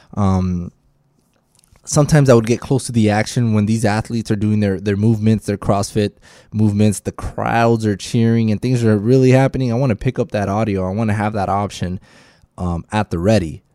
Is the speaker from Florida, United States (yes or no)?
yes; Miami, Florida, United States; I am from Miami.